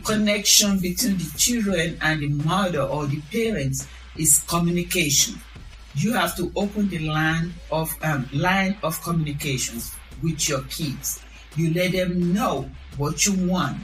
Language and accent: English; Nigeria; moved away; I'm from Nigeria.